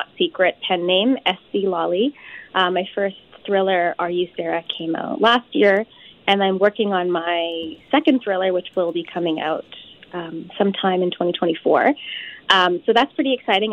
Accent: Saskatoon, Saskatchewan, Canada; my South Asian community growing up in Saskatoon was quite progressive

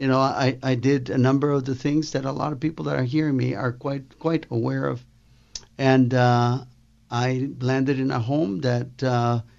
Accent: Guatemala; moved away; I started in Guatemala, Central America

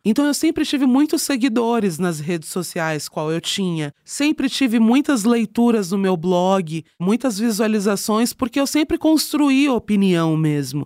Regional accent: Jandira, São Paulo, Brazil; now in São Paulo, Brazil; eu nasci e fui criada em Jandira, que é interior, quase interior de São Paulo

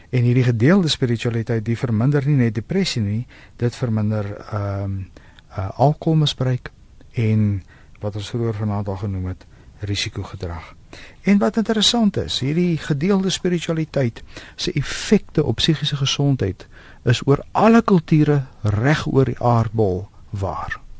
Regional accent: South Africa; ons as Afrikaners

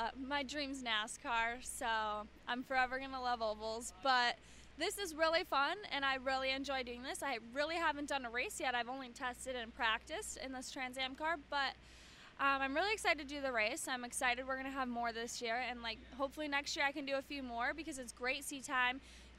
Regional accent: Wisconsin, United States; to be here at Road America at my home state is wonderful.

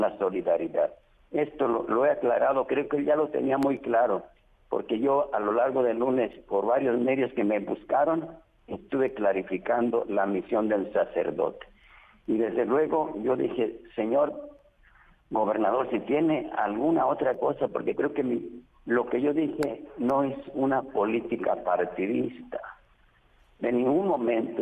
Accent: Mexico

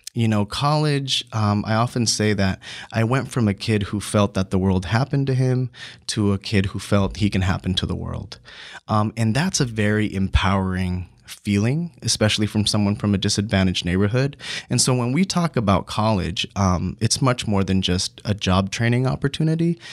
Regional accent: San Diego, California, United States; I grew up in City Heights in a single parent home

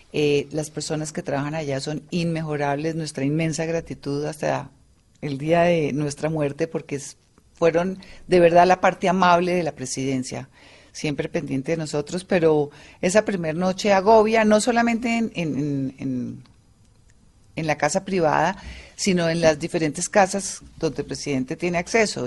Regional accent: Colombia; somos nosotros los colombianos

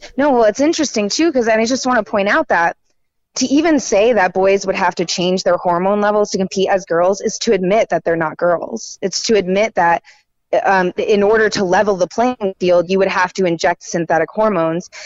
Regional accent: Raleigh, North Carolina, United States; I'm more local. I'm from Raleigh.

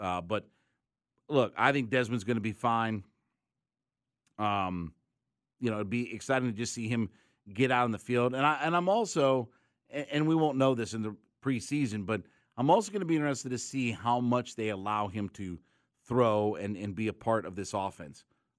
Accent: Canton, Ohio, United States; up in Canton, Ohio, my hometown of Canton, Ohio, for the Pro Football Hall of Fame game

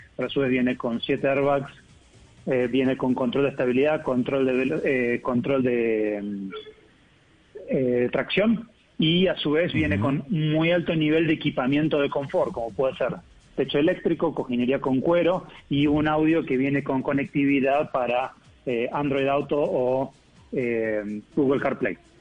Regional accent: Argentina; accent: Argentine; moved away as an adult; now in Colombia; Yo soy argentino, pero estoy aquí en ah, Colombia hace casi tres años.

